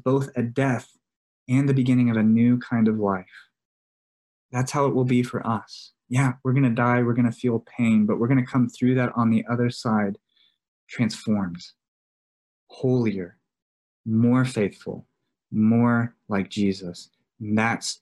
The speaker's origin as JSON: {"language": "English", "region": "Texas", "country": "United States", "tie": "born or raised there", "moved": "yes", "lives_now": "New Mexico, United States", "said": "I grew up in Texas."}